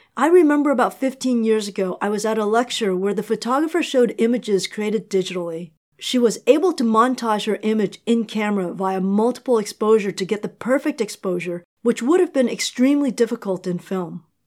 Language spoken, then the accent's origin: English; New York City, New York, United States; I'm from New York